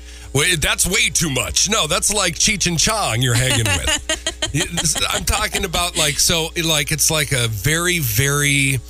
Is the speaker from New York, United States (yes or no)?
no; Minnesota, United States; moved away; They're so smart up there in my home state.